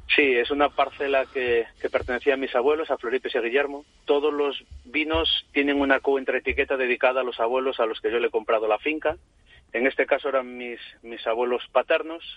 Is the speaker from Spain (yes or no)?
yes; village on the León–Galicia border, Bierzo area, Castile and León, Spain; mi tierra y mi casa